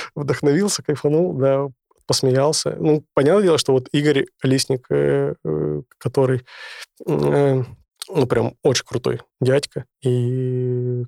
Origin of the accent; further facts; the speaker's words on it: Sakhalin Oblast, Russia; moved away; в детстве я жил на Сахалине